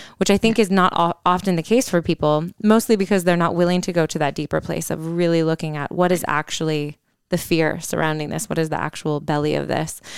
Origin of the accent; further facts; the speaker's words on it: Holland, Michigan, United States; moved away; we're in my hometown right now. We're in Holland, Michigan